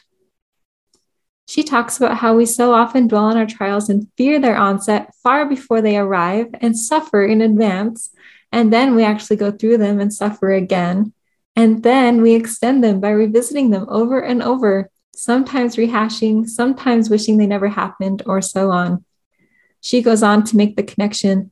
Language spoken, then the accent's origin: English; California, United States; moved away; also born or lived in Idaho / Utah; growing up in California